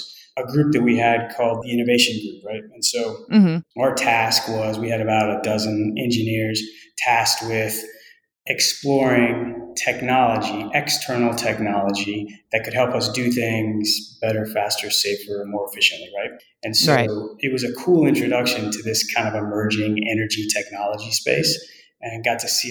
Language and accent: English; El Paso, Texas, United States; moved away as an adult; also born or lived in Houston / Pittsburgh; So I'm originally from West Texas. I grew up in El Paso.